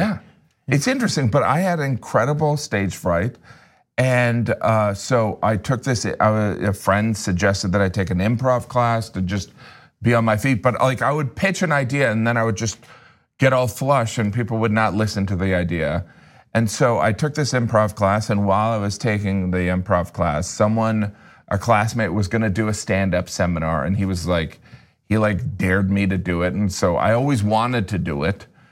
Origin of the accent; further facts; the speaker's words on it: Chesterton, Indiana, United States; I grew up in Indiana in a relatively small town